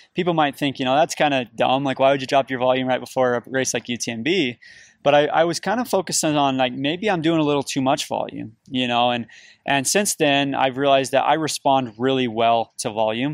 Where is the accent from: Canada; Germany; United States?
United States; St. George, Utah; now in Cedar City, United States; I grew up in Southern Utah, in Saint George, Utah. I live in Cedar City, Utah now.